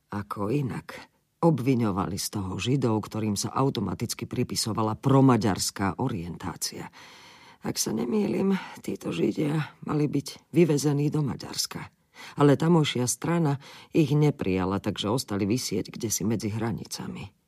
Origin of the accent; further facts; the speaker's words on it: Himberany, Slovakia; born there; Narodila som sa v Himberanoch, kde sa moji rodičia usadili po prvej svetovej vojne.